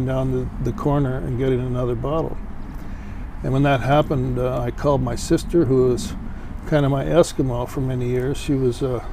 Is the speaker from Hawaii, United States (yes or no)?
yes; Honolulu, Hawaii, United States; moved away as an adult; now in Santa Barbara, United States; I was born and raised in Honolulu. I lived there until I was 27